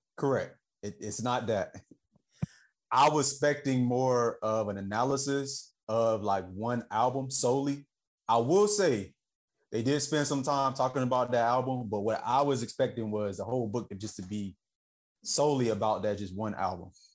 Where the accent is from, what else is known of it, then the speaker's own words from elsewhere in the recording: the South, United States; I'm just from the South